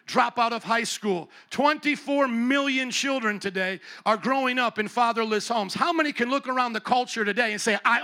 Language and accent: English; Chicago, Illinois, United States; where are you from? I said, Chicago